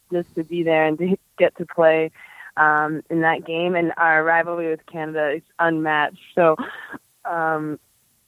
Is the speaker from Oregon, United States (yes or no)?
no; Taunton, Massachusetts, United States; I grew up in Taunton, Massachusetts, which is about an hour south of Boston.